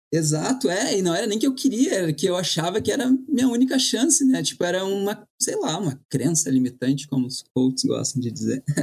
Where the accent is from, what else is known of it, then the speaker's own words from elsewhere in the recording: Porto Alegre, Rio Grande do Sul, Brazil; moved away as an adult; also born or lived in Ireland / New York; eu sou de Porto Alegre